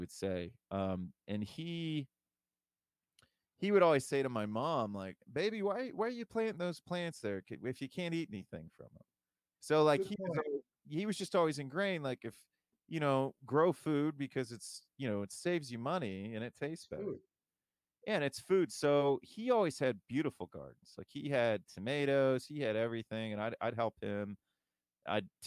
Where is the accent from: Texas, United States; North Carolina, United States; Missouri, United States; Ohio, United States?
Ohio, United States; Toledo; now in Columbus, United States; I'm from Toledo originally.